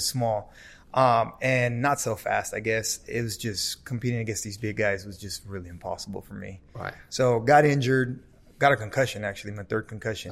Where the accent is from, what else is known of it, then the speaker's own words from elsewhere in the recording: Los Angeles, California, United States; growing up in South Central